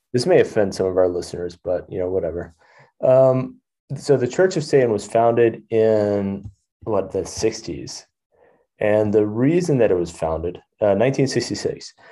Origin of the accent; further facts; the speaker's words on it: Texas, United States; I grew up in Texas